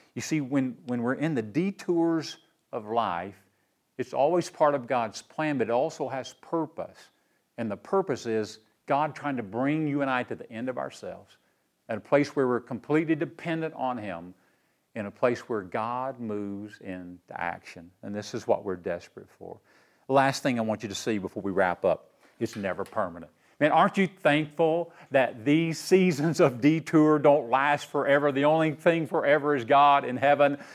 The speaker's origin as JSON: {"language": "English", "town": "Knoxville", "region": "Tennessee", "country": "United States", "tie": "born or raised there", "said": "I grew up right here in Knoxville, my hometown"}